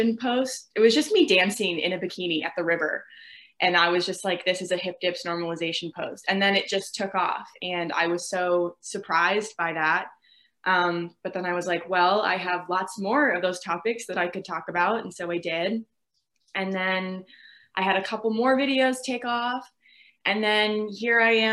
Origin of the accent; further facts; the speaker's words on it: Virginia, United States; I'm 22. I'm from Virginia